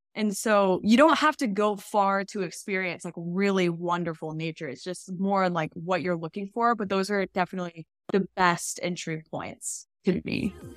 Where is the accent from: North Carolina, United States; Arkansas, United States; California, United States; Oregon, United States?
Arkansas, United States; I grew up in Arkansas